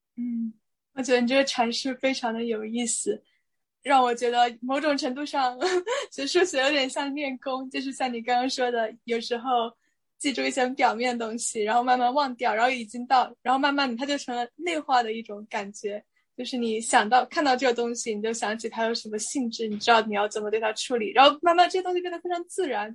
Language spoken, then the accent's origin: Chinese; China; 作为中国人在这里面，浸泡久了可能就会理解一点